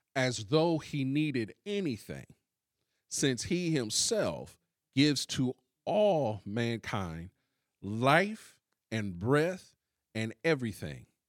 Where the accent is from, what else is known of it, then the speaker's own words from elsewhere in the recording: Columbus, Ohio, United States; we literally came from the same city